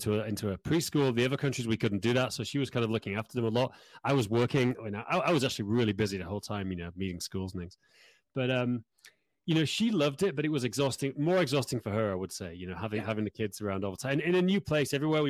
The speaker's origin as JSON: {"language": "English", "region": "Yorkshire and the Humber", "country": "United Kingdom", "tie": "born or raised there", "moved": "as an adult", "lives_now": "Prague, Czech Republic", "said": "it's longer than I spent where I grew up in Yorkshire, you know, because I left there when I was 18."}